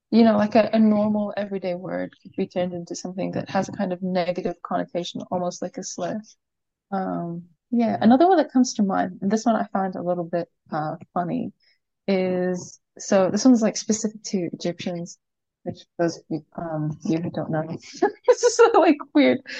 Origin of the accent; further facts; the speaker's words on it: Kuwait; I grew up in Kuwait, uh, and I'm not sure uh, how many people be familiar with this, but basically in the Middle East